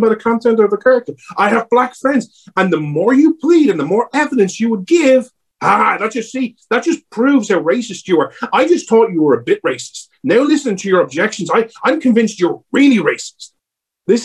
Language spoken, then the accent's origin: English; Ireland; accent: Irish